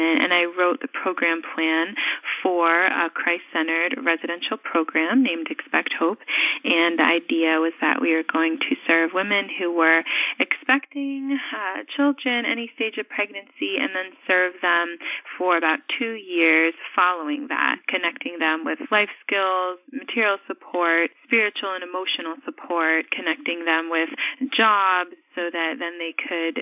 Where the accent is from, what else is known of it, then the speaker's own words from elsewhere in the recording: New York City, New York, United States; I was born in New York City and specifically the Bronx